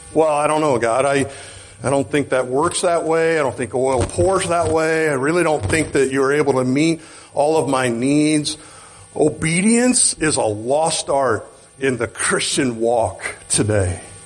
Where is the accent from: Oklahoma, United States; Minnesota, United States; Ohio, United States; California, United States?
Oklahoma, United States; I'm from Oklahoma